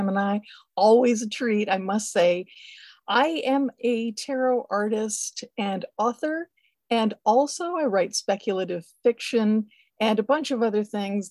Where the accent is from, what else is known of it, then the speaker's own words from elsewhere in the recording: Canada; being Canadian